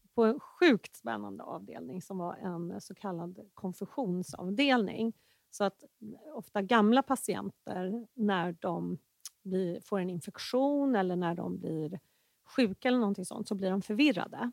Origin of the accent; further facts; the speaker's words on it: Enebyberg, Stockholm County, Sweden; also born or lived in Danderyd / Gällivare; now in Täby, Sweden; uppväxt i Enebyberg